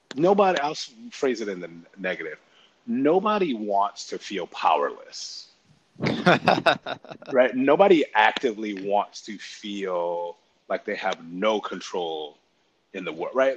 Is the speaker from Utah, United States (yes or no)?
no; Connecticut, United States; I grew up in Connecticut